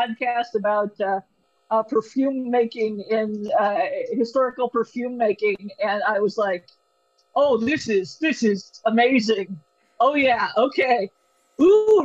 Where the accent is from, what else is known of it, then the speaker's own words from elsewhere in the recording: Pacific Northwest, United States; I'm from the Pacific Northwest in the 90s.